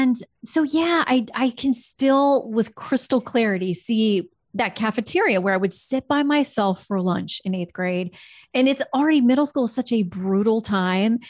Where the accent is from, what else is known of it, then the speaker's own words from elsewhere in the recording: Fort Lauderdale, Florida, United States; moved away as an adult; also born or lived in Tallahassee, Florida; I'd spent my whole childhood growing up in South Florida around the Fort Lauderdale area